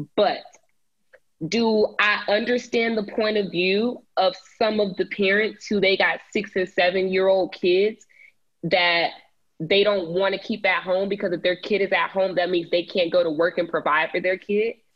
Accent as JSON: {"language": "English", "area": "Cobb County", "region": "Georgia", "country": "United States", "tie": "born or raised there", "said": "my county, my hometown county, Cobb County."}